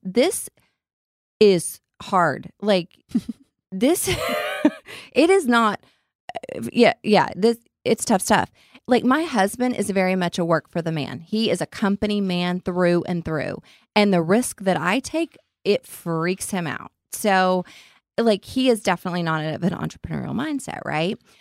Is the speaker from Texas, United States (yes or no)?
yes; Lubbock, Texas, United States; accent: redneck; I sound like a full on redneck. I'm from Lubbock.